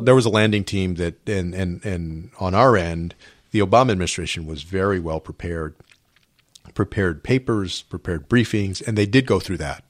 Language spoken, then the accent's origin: English; San Antonio, Texas, United States; I grew up in San Antonio